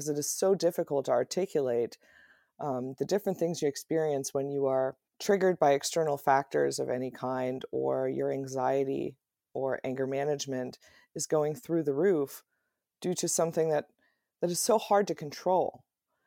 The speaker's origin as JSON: {"language": "English", "country": "Germany", "tie": "born or raised there", "moved": "yes", "lives_now": "United States", "said": "I was raised in Germany"}